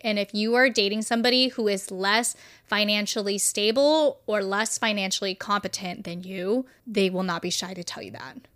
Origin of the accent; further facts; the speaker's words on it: California, United States; I am from California